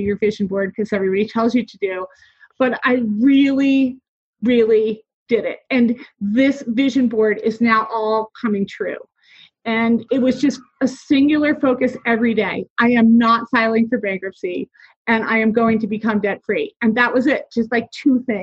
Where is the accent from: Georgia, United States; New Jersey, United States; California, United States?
New Jersey, United States; I am from New Jersey